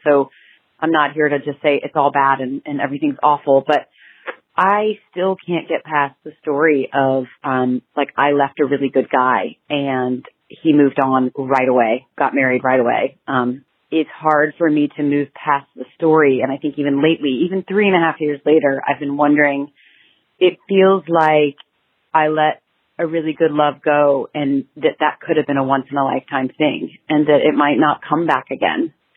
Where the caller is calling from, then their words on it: Montana, United States; I'm calling from Montana